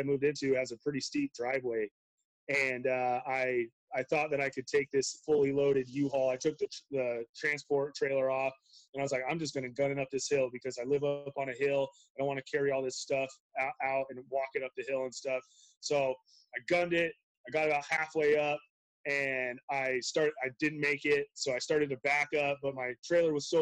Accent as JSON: {"language": "English", "area": "Treasure Valley", "region": "Idaho", "country": "United States", "tie": "born or raised there", "also_born_or_lived": "Montana", "said": "I was born and raised in the Treasure Valley"}